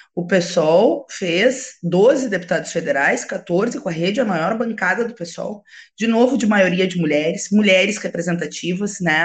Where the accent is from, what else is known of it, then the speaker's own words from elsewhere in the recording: Alegrete, Rio Grande do Sul, Brazil; Na minha terra, Alegrete, que é na fronteira oeste